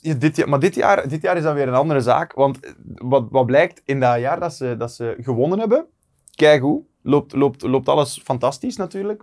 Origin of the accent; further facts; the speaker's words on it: Ernegem, Flanders, Belgium; als West-Vlaming in Limburg kun je niet snel praten.